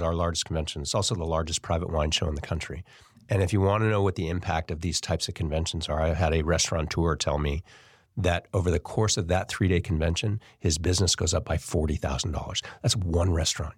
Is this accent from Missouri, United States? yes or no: no; Davis, California, United States; also born or lived in Bay Area; now in Sacramento, United States; I grew up in Davis, but I moved to the Bay Area when I was fifteen